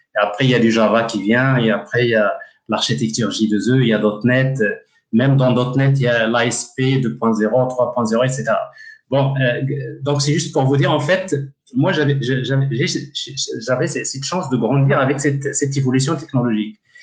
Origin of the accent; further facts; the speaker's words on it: Ouarzazate, Drâa-Tafilalet, Morocco; un village um, qui s'appelle Isfoutalil donc Isfoutalil est un village à l'entrée de, la ville de Ouarzazate et c'est un village euh, en fait euh, là où j'ai grandi